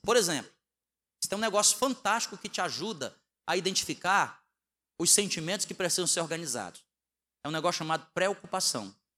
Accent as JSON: {"language": "Portuguese", "region": "Northeast Region", "country": "Brazil", "tie": "born or raised there", "also_born_or_lived": "Southeast Brazil", "moved": "yes", "said": "Nós somos nordestinos, né? Fomos criados no feijão e na farinha. Então, quando a gente foi morar no Sudeste"}